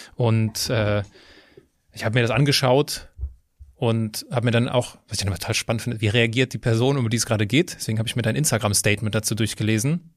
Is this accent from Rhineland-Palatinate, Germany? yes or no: yes; Westerwald, Rhineland-Palatinate, Germany; moved away; also born or lived in Düsseldorf / Cologne; ganz in der Nähe, wo ich herkomme, im Westerwald